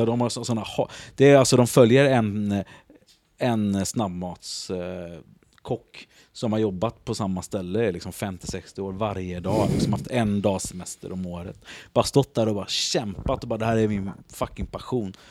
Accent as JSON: {"language": "Swedish", "town": "Gothenburg", "region": "Västra Götaland", "country": "Sweden", "lives_now": "Stockholm, Sweden", "said": "Jag är från Göteborg vet du."}